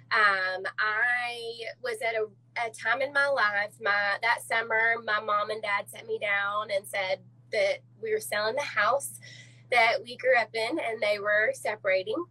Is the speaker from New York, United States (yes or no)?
no; Little Rock, Arkansas, United States; I'm a Little Rock native